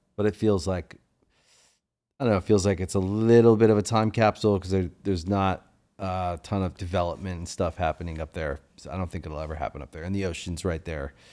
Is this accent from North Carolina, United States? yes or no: no; Maryland, United States; moved away as an adult; also born or lived in Washington, D.C.; now in Los Angeles, United States; I grew up in Maryland